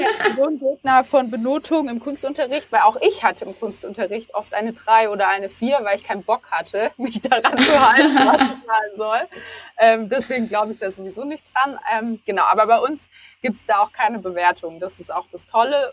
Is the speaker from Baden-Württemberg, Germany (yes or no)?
yes; Stuttgart, Baden-Württemberg, Germany; moved away as an adult; now in Berlin, Germany; ich komme ursprünglich nicht aus Berlin. Ich bin Stuttgarterin, also die bekannte Schwäbin, die vor vier Jahren nach Berlin gezogen ist